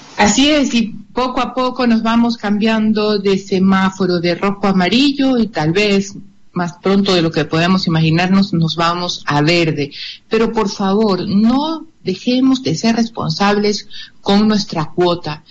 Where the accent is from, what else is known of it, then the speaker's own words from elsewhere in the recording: Guayaquil, Guayas, Ecuador; como guayaquileños y como ecuatorianos